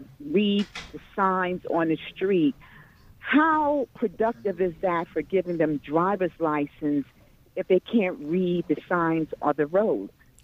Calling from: New Jersey, United States; I'm from Union County, New Jersey.

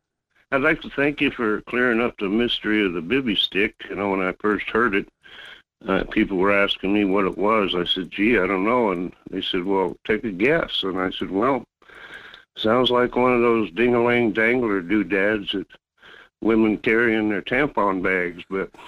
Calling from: North Pole, Alaska, United States; from North Pole.

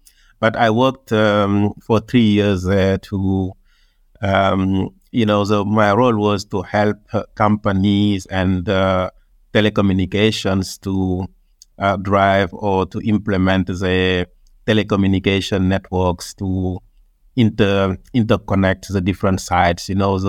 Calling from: Johannesburg, Gauteng, South Africa; also born or lived in France; I'm calling from Johannesburg.

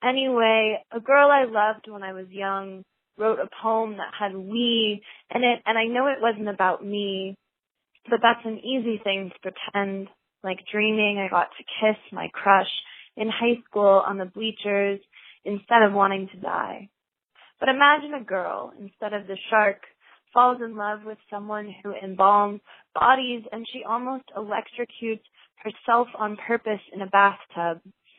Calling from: Baltimore, Maryland, United States; I'm calling from Baltimore, Maryland

